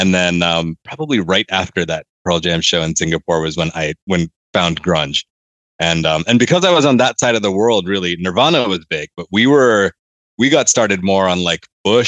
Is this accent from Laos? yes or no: yes; Laos; also born or lived in New York, United States / Malaysia; So I was born in New York. Started moving abroad when I was about 7 and then moved back when I was 14. So a lot of what I consider my growing up from 7 to 14 was in Laos and Malaysia.